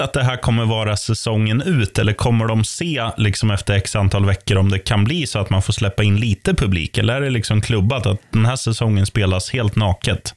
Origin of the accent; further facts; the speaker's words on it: Eskilstuna, Södermanland, Sweden; i min hemstad, Eskilstuna